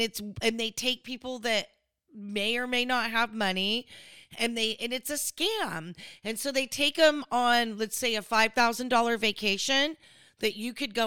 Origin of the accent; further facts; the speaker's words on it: California, United States; I'm from California